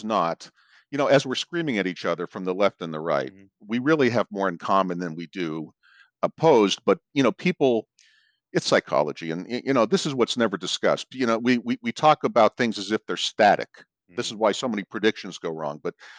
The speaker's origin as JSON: {"language": "English", "town": "Miami Beach", "region": "Florida", "country": "United States", "tie": "born or raised there", "also_born_or_lived": "Pittsburgh", "lives_now": "Phoenix, United States", "said": "I was born in Miami Beach. I was raised between Miami Beach and Pittsburgh. Long story. Ended up in Arizona."}